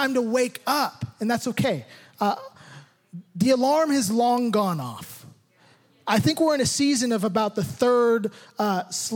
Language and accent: English; United States; I'm more American probably than anybody in this room